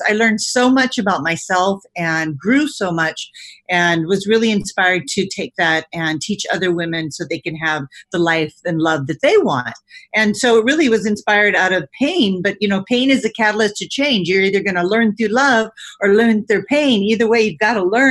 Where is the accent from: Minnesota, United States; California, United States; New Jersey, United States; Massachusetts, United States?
California, United States; my parents immigrated from Italy. I spent most of my life in California.